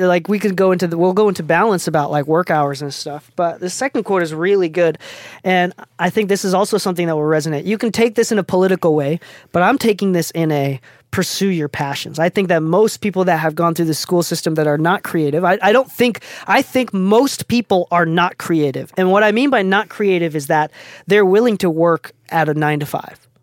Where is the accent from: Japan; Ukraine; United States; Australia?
Japan; English is a second language; moved away; I'm, I'm from Japan. I'm not even from the States. I don't know how I started speaking English. English wasn't even my first language